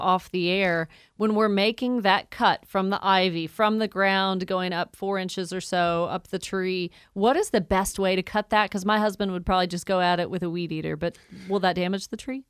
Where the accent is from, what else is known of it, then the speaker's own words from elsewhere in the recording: Woodstock, Georgia, United States; Woodstock, my hometown